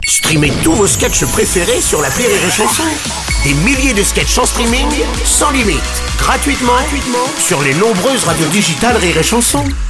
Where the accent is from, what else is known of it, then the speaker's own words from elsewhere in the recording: Benin; je viens du Bénin, le pays du vaudou